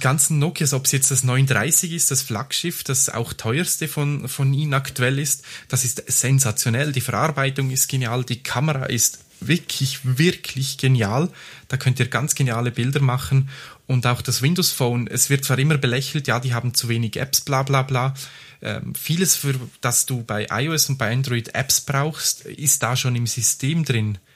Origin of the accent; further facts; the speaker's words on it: Graubünden, Switzerland; moved away; ich bin ja im Bündnerland aufgewachsen